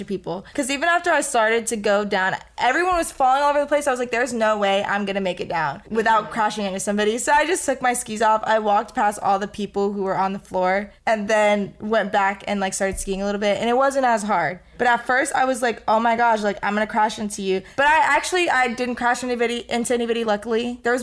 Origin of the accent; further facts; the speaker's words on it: Florida, United States; moved away; not that many people in my hometown have probably even seen snow before because you just are born and raised in, like, a hot and tropical environment.